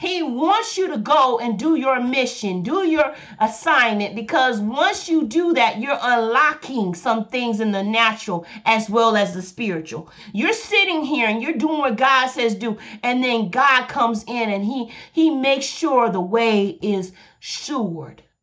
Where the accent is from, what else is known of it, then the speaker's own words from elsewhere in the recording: Alabama, United States; I'm from Alabama, so I say boy and I say girl. I'm from the South.